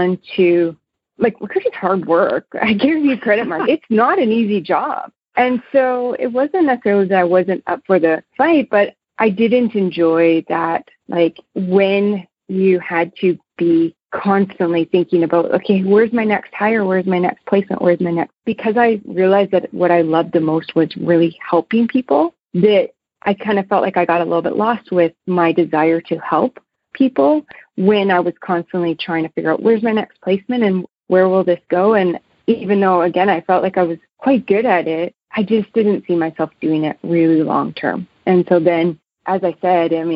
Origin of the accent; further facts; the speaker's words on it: Manitoba, Canada; also born or lived in Lethbridge, Alberta; now in Calgary, Canada; I grew up in Manitoba